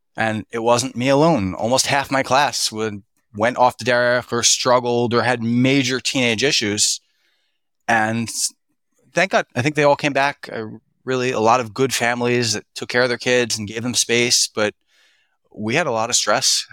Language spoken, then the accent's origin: English; Philadelphia, Pennsylvania, United States; I was raised in Philadelphia